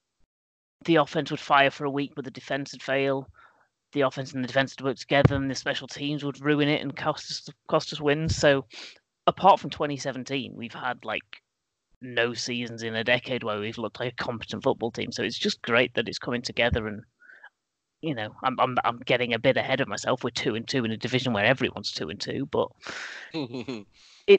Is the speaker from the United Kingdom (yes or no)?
yes; England, United Kingdom; I'm English